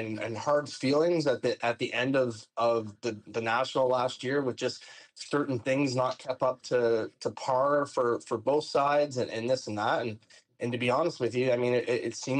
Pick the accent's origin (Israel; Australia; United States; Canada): Canada; Nova Scotia; now in British Columbia, Canada; growing up in Nova Scotia where it was cold and a long winter